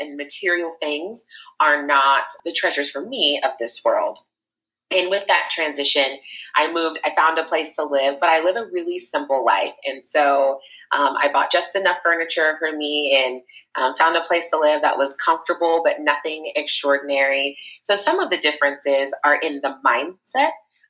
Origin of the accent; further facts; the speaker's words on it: Southern California, United States; moved away as an adult; also born or lived in Santa Barbara, California; now in Nashville, United States; I grew up in Southern California.